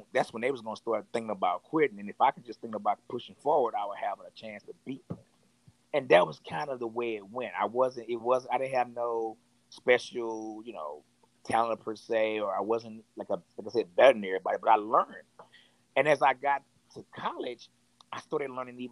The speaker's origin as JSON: {"language": "English", "town": "Fort Worth", "region": "Texas", "country": "United States", "tie": "born or raised there", "also_born_or_lived": "Dallas, Texas", "said": "I'm from Fort Worth, Texas. I was born in Dallas, raised in Fort Worth."}